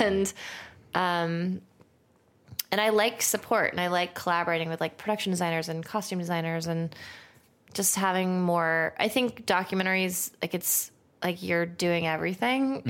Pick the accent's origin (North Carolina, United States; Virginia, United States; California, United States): California, United States; Santa Monica; I'm from Santa Monica